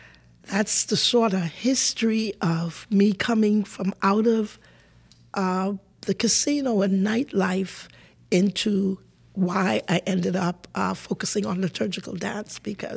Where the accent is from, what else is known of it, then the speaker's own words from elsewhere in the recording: Pinders Point, Grand Bahama, Bahamas; So I was born in Pindus Point, Grand Bahama, a Grand Bahamian